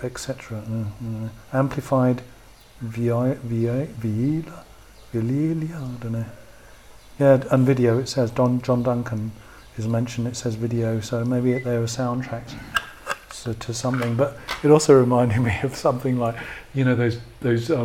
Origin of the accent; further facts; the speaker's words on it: Sheffield, Yorkshire and the Humber, United Kingdom; moved away as an adult; also born or lived in Brighton; now in Berlin, Germany; I was born in Sheffield